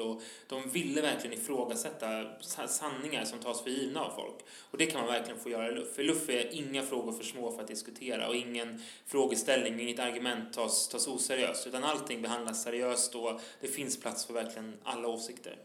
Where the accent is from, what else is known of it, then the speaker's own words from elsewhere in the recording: Stockholm, Stockholm County, Sweden; also born or lived in Tensta, Stockholm; Jag är född på Södermalm i Stockholm